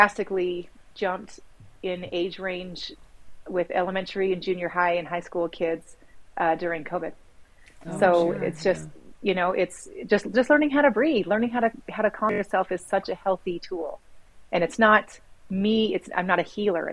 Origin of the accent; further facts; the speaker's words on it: Sandy, Utah, United States; also born or lived in Sacramento; now in Midway, United States; I grew up in Little Cottonwood Canyon area. It was sandy.